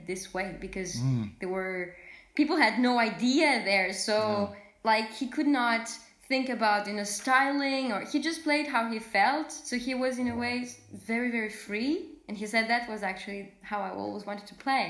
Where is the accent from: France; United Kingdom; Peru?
France; south of France; also born or lived in Moscow, Russia; I was born in Moscow in a family of musicians. My mom is a pianist and my father is a violinist, and he was my first teacher. And so then we moved to France, to the south of France